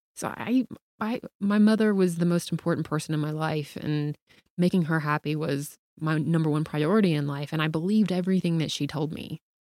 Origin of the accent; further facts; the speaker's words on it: the South, United States; I grew up in the South.